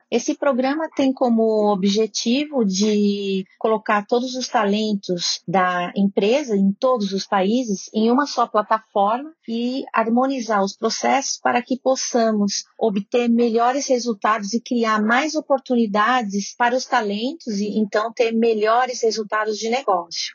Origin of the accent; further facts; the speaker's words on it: Brazil; moved away; also born or lived in Switzerland; eu vivi 27 anos na Suíça, eu sou duplo nacional, eu sou suíça, sou brasileira